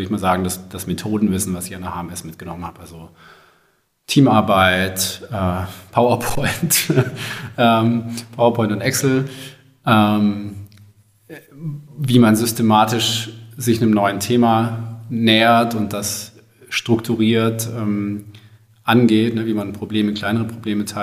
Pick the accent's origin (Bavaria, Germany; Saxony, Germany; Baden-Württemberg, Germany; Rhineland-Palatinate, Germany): Baden-Württemberg, Germany; also ich komme aus dem, aus dem Großraum Stuttgart und bin dann damals äh, auch zum Studium nach Stuttgart gegangen